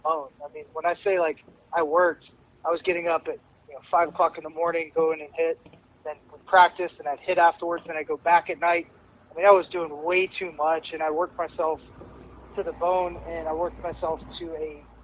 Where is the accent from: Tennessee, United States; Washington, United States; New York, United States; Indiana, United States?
Tennessee, United States; Knoxville; moved away as an adult; also born or lived in Murfreesboro, Tennessee; where I grew up in Knoxville